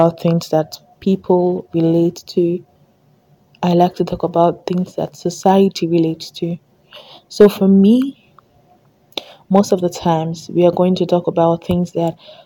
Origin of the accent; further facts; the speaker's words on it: Delta, Nigeria; I'm from Delta State, so that's kind of like the native food we have in Delta